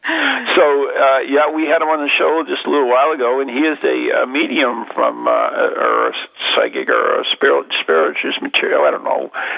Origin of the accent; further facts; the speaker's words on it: Massachusetts, United States; We're all from Mass, so we're all like brothers under the skin.